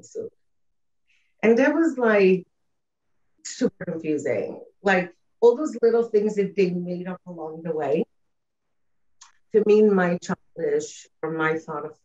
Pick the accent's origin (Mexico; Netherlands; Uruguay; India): Uruguay; I was born and raised in South America, in Uruguay